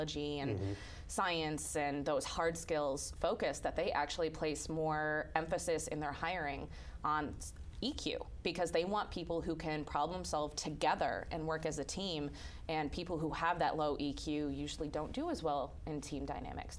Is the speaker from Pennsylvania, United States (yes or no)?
no; outside Chicago, Illinois, United States; I grew up outside Chicago